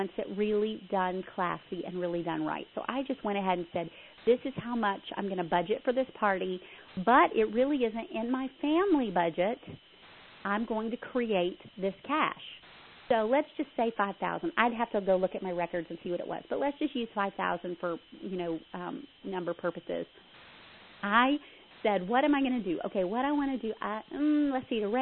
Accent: Southern United States, Texas, United States; I am a Southerner, but I speak faster than most Southerners

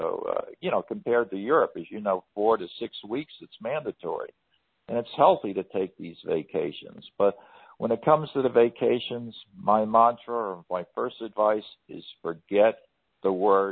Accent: New York, United States; moved away; I was born in New York, and I love going back there

